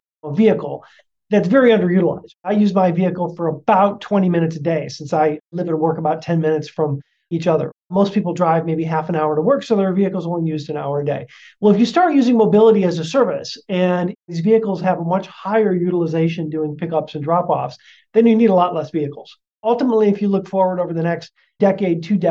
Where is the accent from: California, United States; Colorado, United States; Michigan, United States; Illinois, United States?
Michigan, United States; Detroit; now in Seattle, United States; I'm originally from Detroit.